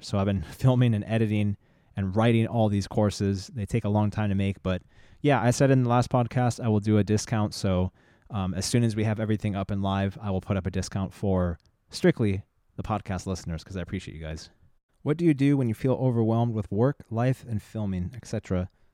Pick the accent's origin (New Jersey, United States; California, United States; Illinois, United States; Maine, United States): California, United States; San Diego; also born or lived in La Jolla; I grew up in San Diego and La Jolla